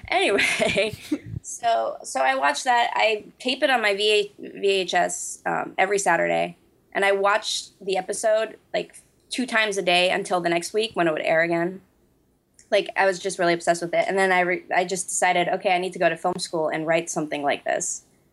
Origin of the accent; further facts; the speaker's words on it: United States; now in Norway; I was born and raised in America